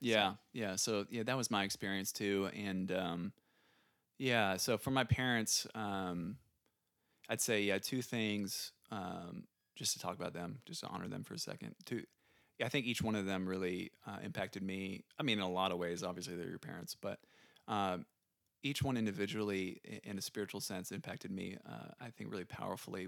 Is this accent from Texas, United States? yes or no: yes; San Antonio, Texas, United States; also born or lived in Chicago; we moved to San Antonio when I was five, so pretty young. And, um, I have a younger sister named Carly. She's two years younger than me. And, uh, yeah, we grew up in San Antonio.